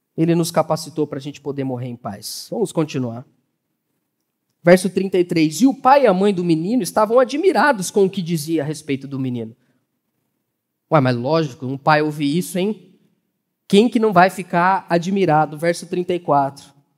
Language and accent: Portuguese; Brazil; Somos brasileiros, somos gentios